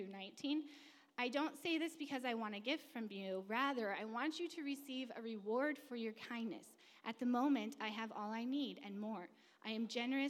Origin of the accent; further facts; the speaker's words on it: California, United States; I'm from California, never been on a farm.